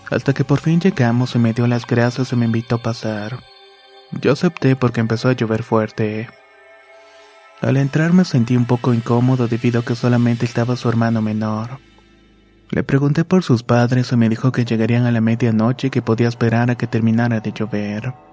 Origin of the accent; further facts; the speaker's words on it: Tijuana, Baja California, Mexico; born there; Soy nacido en Tijuana, Baja California, pero tengo familia en Michoacán.